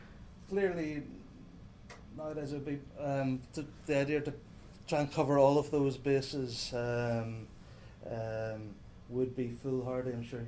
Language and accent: English; Ireland; I mean, I'm an Irish poet, so just, you know, Ireland is going to be on the radar.